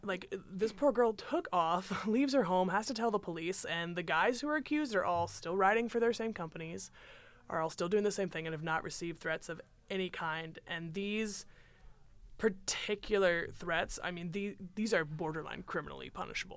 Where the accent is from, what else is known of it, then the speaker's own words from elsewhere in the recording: United States; as American citizens